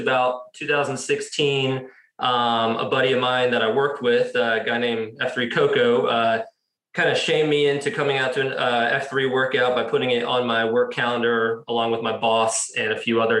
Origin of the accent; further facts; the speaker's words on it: New Jersey, United States; moved away as an adult; also born or lived in Lynchburg, Virginia / Manassas, Virginia; now in Cary, United States; I grew up in South Jersey, about 15 minutes outside of Philadelphia.